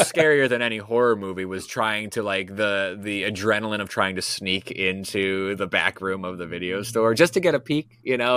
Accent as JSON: {"language": "English", "region": "New England", "country": "United States", "said": "I'm from New England"}